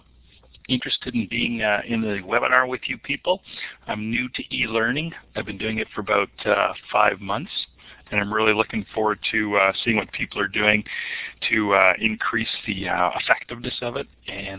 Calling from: North Bay, Ontario, Canada; I'm calling from North Bay. It's a beautiful day here.

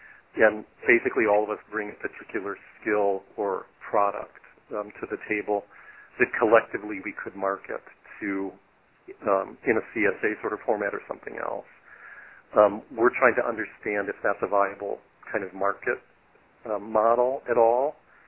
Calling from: Wisconsin, United States; I'm calling from Wisconsin.

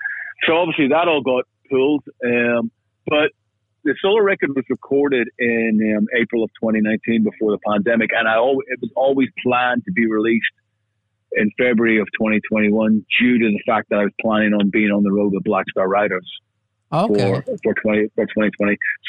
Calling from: Los Angeles, California, United States; Oh, absolutely. I'm calling from Los Angeles.

